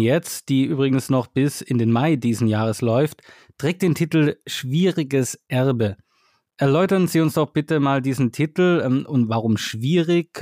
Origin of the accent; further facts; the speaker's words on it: Germany; now in China; als Deutscher